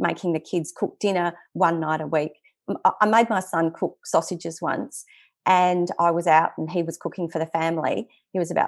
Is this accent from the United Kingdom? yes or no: no; Western Australian bush, Australia; we grew up in the Western Australian bush